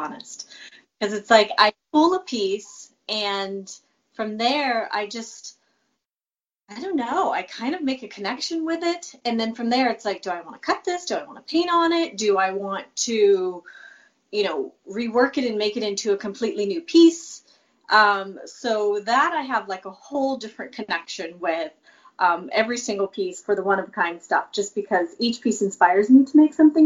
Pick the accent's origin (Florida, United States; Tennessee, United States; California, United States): California, United States; I'm definitely a Cali girl, born and bred